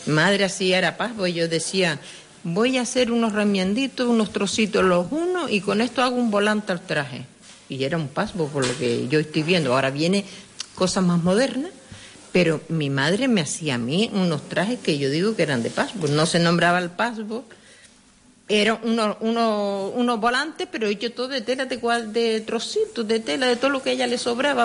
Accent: Sardina del Sur, Canary Islands, Spain; Nací en Sardina, en calle Las Angustias, número uno.

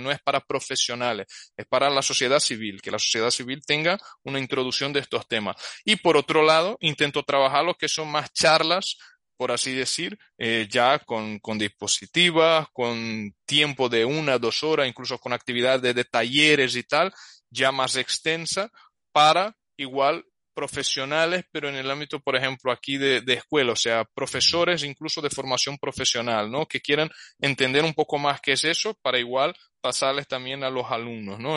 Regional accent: Brazil; Spanish is a second language; now in Spain; Yo soy brasileño, pero llevo tiempo viviendo aquí.

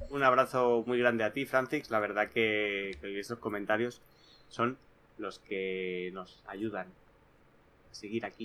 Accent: Málaga, Andalusia, Spain; Ah, soy de Málaga. Eh, así que no no solo hay Xboxers catalanes

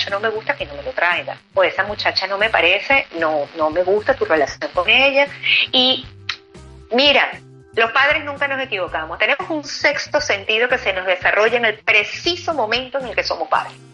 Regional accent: Venezuela; now in Spain; lo que es bueno para mí, que vengo de Venezuela, cuando llego aquí a España me consigo que aquí no es tan bueno.

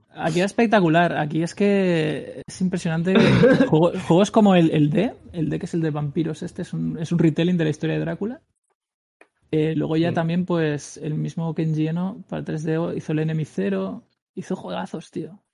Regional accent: Spain; soy el único español

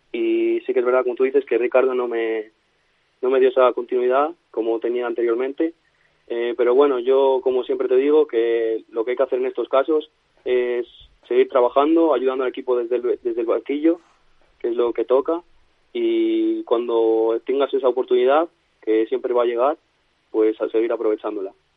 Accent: Toro, Castile and León, Spain; moved away as an adult; also born or lived in Valladolid; yo soy de Toro de, de Zamora

